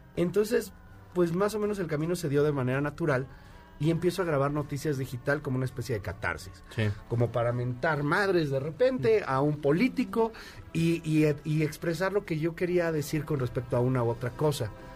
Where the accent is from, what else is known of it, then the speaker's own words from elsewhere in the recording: Querétaro, Mexico; now in Mexico City, Mexico; vivía en Querétaro, aunque nací en México, viví en Querétaro mucho tiempo